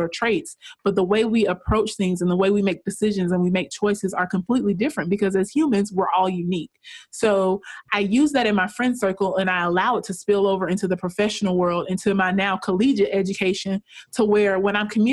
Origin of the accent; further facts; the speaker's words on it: rural Georgia, United States; I am from a very rural area of Georgia, very small town, no more than 5,000 people live in my hometown. And I grew up in a very economically disadvantaged environment.